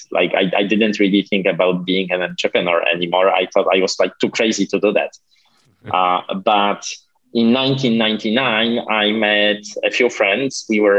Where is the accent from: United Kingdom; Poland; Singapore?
Poland; now in United States; Well, that was a strange time because back then Poland was still a communist country.